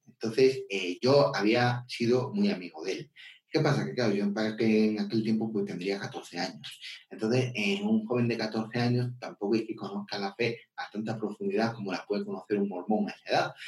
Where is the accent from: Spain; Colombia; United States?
Spain; León, Castile and León; soy de España, del norte de España, de una ciudad que se llama León